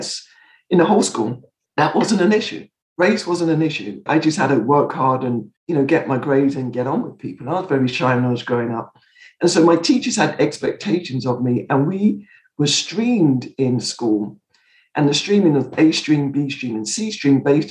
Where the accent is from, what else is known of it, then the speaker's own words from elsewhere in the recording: Croydon, London, United Kingdom; where I grew up in Croydon in England